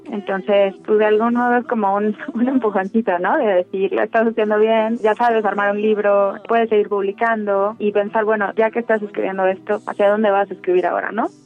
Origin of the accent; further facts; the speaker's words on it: Puebla, Mexico; moved away as an adult; also born or lived in Mexico City; Nací en Puebla, Puebla, el 27 de diciembre de 1990.